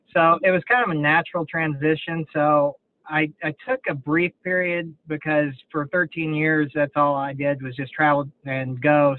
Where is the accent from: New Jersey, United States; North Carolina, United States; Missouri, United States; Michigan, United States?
Missouri, United States; Kansas City; I grew up there around the Kansas City area